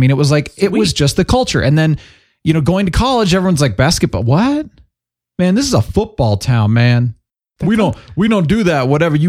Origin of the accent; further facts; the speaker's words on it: Phoenix, Arizona, United States; I grew up in Phoenix.